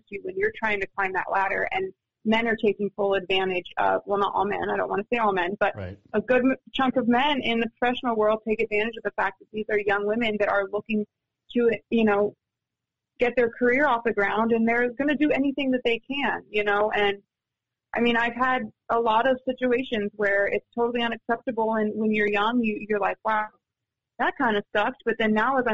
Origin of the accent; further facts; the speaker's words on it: San Diego, California, United States; moved away; I'm from San Diego